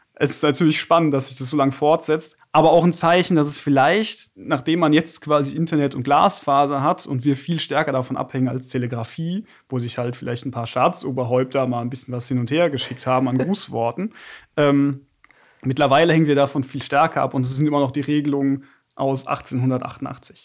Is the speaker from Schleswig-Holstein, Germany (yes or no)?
no; Bad Dürkheim, Rhineland-Palatinate, Germany; now in Frankfurt, Germany; Bad Dürkheim, meine Heimatstadt